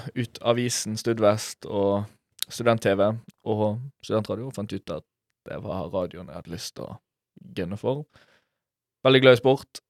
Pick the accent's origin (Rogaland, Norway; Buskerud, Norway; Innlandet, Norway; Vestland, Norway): Vestland, Norway; Bergen; jeg er fra Bergen